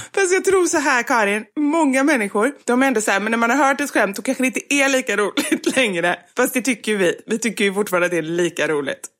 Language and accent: Swedish; Gothenburg, Västra Götaland, Sweden; vi är göteborgare